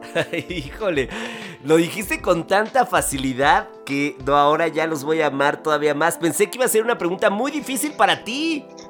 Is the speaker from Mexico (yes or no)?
yes; Mexico; somos mexicanos